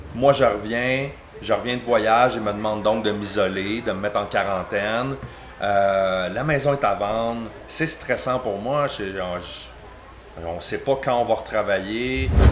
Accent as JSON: {"language": "French", "town": "Granby", "region": "Quebec", "country": "Canada", "lives_now": "Mansonville, Canada", "said": "je suis de Granby"}